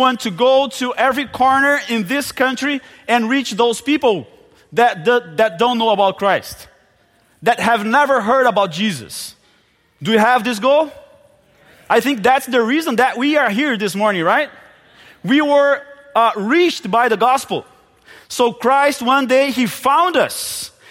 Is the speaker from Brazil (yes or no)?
yes; Brazil; first language Portuguese; English is a second language; moved away as an adult; also born or lived in Palawan, Philippines; I grew up in Brazil. We Brazilians, we just speak Portuguese